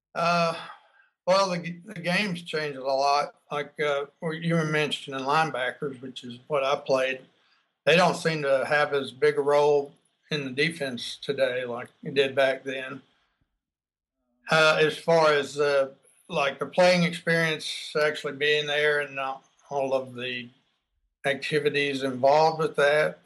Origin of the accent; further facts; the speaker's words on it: Texas, United States; also born or lived in Baton Rouge, Louisiana; growing up here in Texas, um, back then, we, this was in the, you know, well, I was in high school during the early 70s